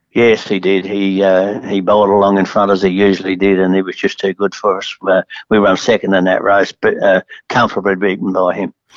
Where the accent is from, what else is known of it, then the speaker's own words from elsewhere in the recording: Adelaide, South Australia, Australia; John and I have been friends for a long, long time because we grew up in Adelaide together